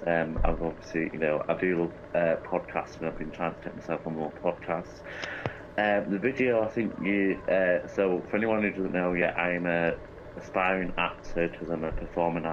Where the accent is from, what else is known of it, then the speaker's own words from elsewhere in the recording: Chadderton, North West England, United Kingdom; accent: English; I'm from England